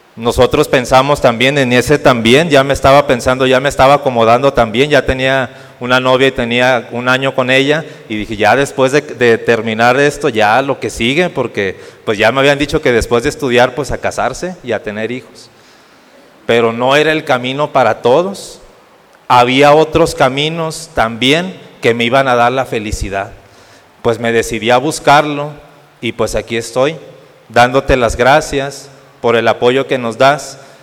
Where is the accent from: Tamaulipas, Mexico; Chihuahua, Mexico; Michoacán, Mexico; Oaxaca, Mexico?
Tamaulipas, Mexico; Ciudad Madero; moved away as an adult; now in Saltillo, Mexico; soy originario de Ciudad Madero, Tamaulipas, y estoy para la diócesis de aquí de Saltillo